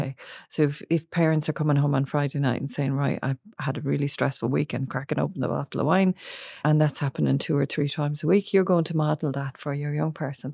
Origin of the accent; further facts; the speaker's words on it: Ireland; we are in Ireland, we are an Irish culture